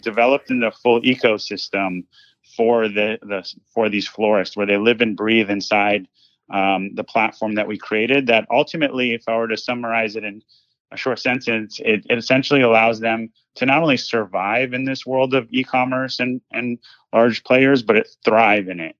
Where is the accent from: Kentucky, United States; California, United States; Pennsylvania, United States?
California, United States; Los Angeles; I grew up in Los Angeles, California.